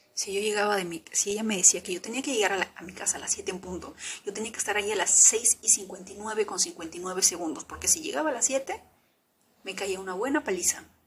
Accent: Peru; yo vengo del Perú profundo

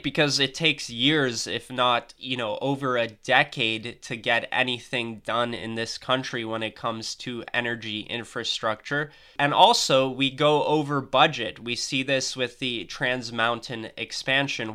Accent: Canada; as a Canadian

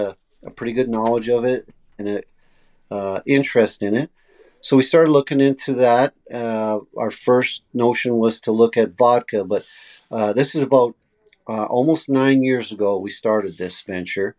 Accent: Canada; what we grew up on here in Canada

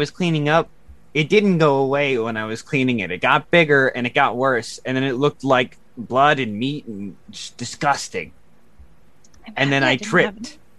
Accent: California, United States; I'm from California.

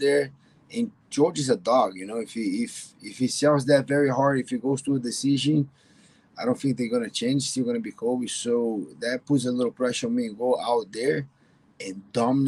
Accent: Brazil; moved away as an adult; now in Miami, United States; First fight was in Brazil in my hometown

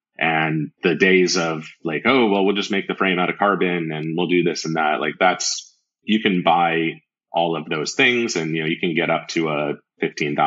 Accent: Arizona, United States; I'm from Arizona

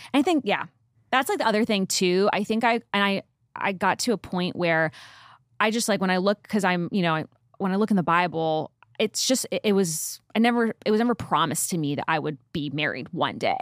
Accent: Northeast, United States; also born or lived in Nashville; now in Dallas, United States; We're both from the Northeast

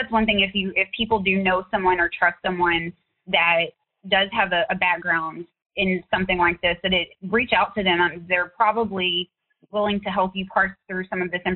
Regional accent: East Texas, United States; moved away; my hometown is very, it's in East Texas. It's very rural.

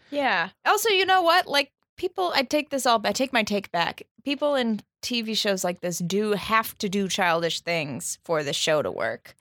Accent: Minnesota, United States; also born or lived in Chicago; now in New York, United States; I grew up in Minnesota

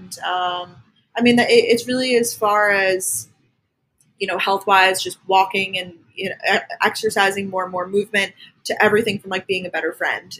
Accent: Long Island, New York, United States; moved away as an adult; also born or lived in Athens, Georgia / Boston; I'm originally from Long Island, New York

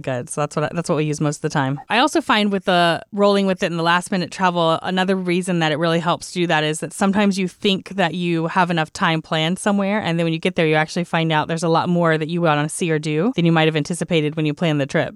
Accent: Texas, United States; as a Texan

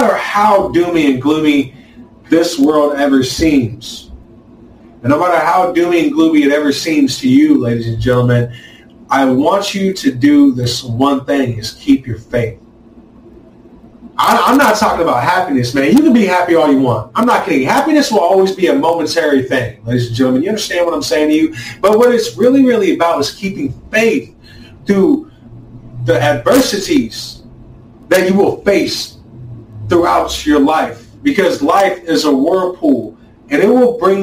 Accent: United States; us as American people

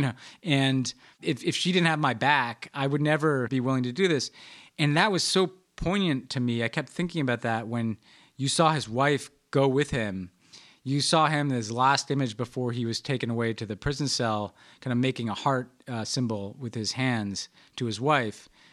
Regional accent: New York, United States; I'm a New Yorker

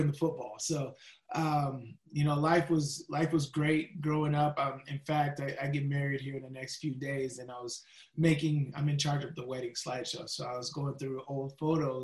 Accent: Las Vegas, Nevada, United States; I grew up in Las Vegas

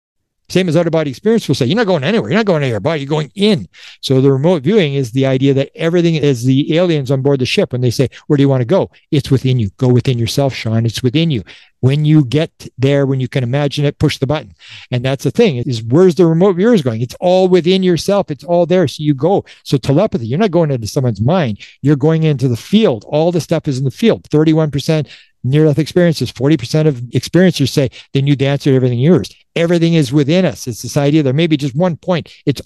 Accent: Canada; I'm a Canadian. You got you Americans.

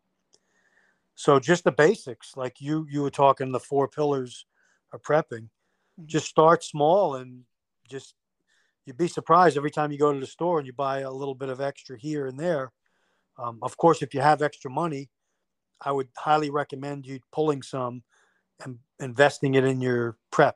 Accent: New York, United States; moved away; I'm from New York. So a lot of my family is still living up in that area

